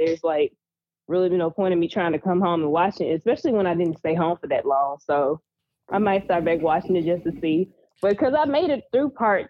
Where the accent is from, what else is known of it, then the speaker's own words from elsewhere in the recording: the South, United States; I'm from the South. I ain't from the North.